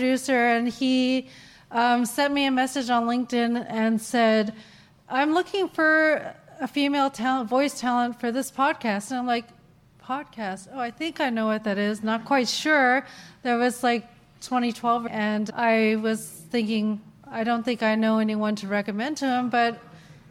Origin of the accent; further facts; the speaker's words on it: Ottawa, Ontario, Canada; I grew up in Ottawa